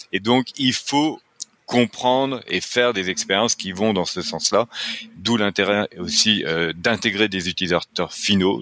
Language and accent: French; France; accent: French; now in Quebec, Canada; je suis québécois, mais avec un accent français